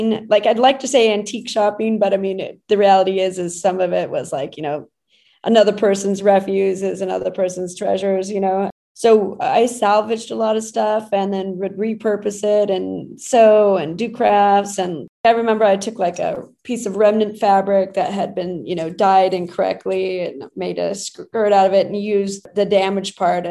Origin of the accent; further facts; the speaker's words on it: Brownsville, Texas, United States; moved away as an adult; now in New York, United States; I was raised in Brownsville, Texas